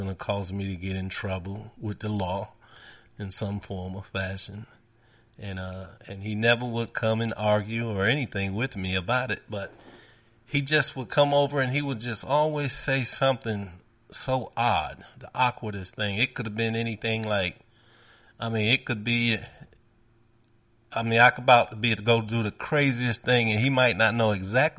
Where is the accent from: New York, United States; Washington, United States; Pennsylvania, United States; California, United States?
New York, United States; New York City; as a young man growing up in New York and Brooklyn